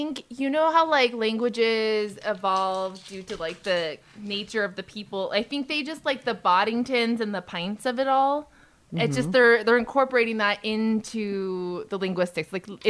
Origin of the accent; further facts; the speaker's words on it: California, United States; I will say that every time I leave California, people do know that I'm from California.